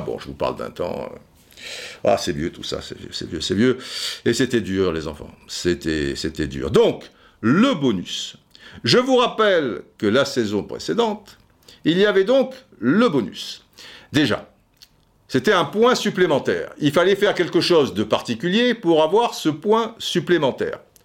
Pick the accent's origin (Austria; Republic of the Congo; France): Republic of the Congo; Brazzaville; Je suis un enfant de Brazzaville